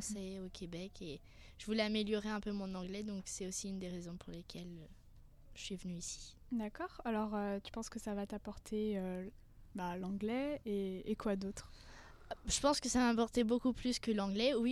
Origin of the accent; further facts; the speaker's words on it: France; also born or lived in Singapore; Alors c'est un peu compliqué, mais je suis française et je suis née à Singapour, donc qui est située en Asie.